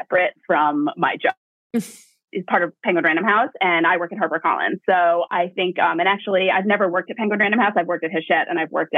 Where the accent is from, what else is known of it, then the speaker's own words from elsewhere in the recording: Hastings-on-Hudson, New York, United States; So I grew up in Westchester. I'm from Hastings-on-Hudson and I went to Hastings High School.